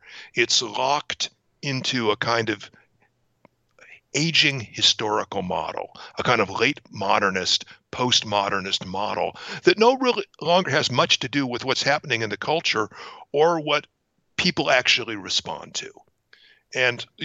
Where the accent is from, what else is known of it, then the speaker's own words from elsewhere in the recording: Hawthorne, California, United States; moved away as an adult; also born or lived in Palo Alto / Boston / New York / Sonoma County; I'm a native Angeleno, and I was raised in Hawthorne